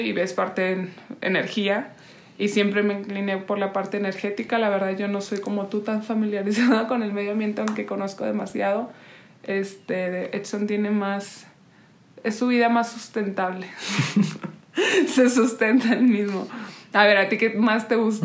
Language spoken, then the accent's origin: Spanish; Oaxaca, Mexico; moved away; also born or lived in Monterrey / Spain; nací en Oaxaca, eh, luego me fui a vivir a Monterrey